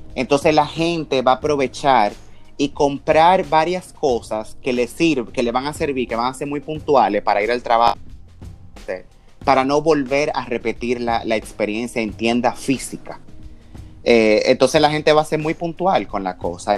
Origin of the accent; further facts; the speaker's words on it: Dominican Republic; como dominicano